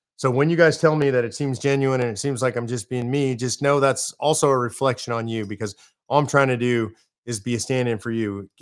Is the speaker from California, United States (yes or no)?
yes; California, United States; moved away as an adult; now in Texas, United States; I come from California originally